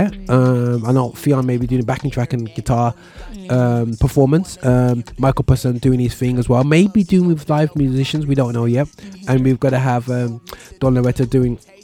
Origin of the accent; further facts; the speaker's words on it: Birmingham, West Midlands, United Kingdom; my hometown Birmingham